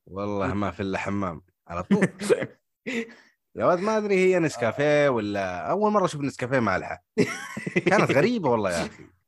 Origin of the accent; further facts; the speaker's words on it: Hejaz, Saudi Arabia; عندنا في الحجاز